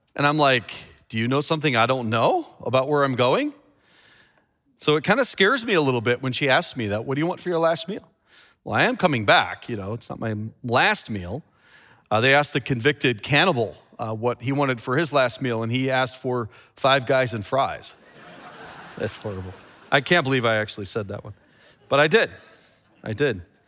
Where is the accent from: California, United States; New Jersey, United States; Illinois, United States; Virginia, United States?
Illinois, United States; Chicago; my hometown, Chicago